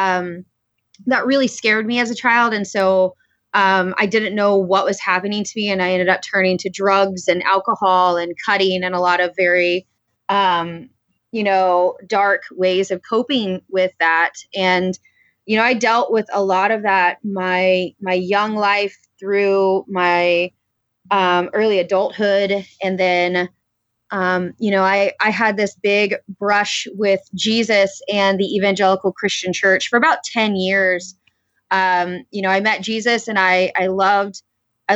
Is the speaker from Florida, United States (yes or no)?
yes; Florida, United States; I grew up in Florida and I had a really great upbringing